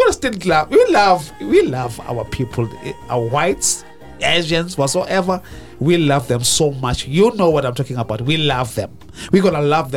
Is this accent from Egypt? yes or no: no; South Africa; I'm from South Africa